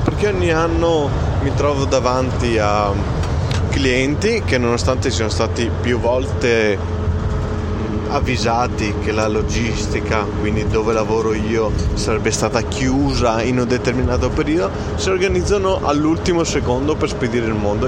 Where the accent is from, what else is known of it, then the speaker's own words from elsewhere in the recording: Italy; noi italiani